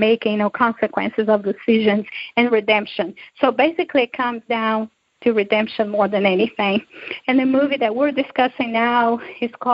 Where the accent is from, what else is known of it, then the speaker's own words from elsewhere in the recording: Brazil; now in United States; growing up in Brazil